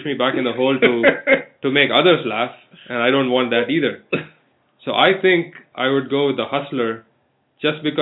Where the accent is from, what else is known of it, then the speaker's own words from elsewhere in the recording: southern India, India; moved away; I come from Southern India, where we have a lot of festivals